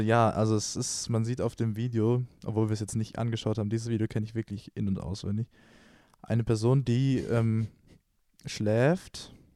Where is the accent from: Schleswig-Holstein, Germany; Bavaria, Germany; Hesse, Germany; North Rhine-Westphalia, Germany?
Bavaria, Germany; Ingolstadt; war ich damals in einem Pflegeheim bei uns in Ingolstadt